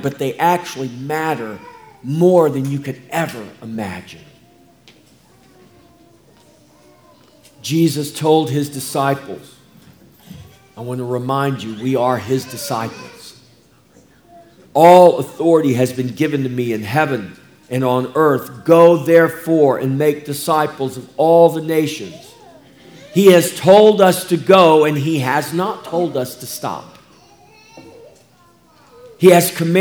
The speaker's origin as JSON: {"language": "English", "country": "United States", "said": "I'm an American"}